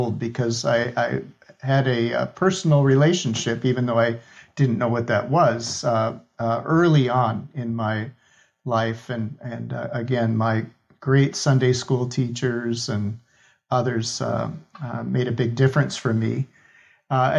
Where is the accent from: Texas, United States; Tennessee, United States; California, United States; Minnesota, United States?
Minnesota, United States; I grew up in Minnesota, Scandinavian background